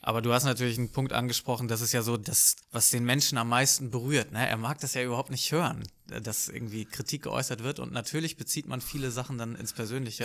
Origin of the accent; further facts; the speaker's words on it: Lübeck, Schleswig-Holstein, Germany; also born or lived in Hamburg; ich bin in Lübeck aufgewachsen